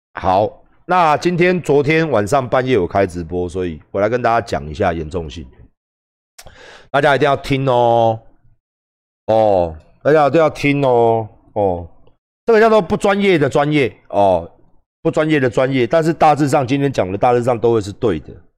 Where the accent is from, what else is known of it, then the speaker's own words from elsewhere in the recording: Taiwan; 我台湾人啊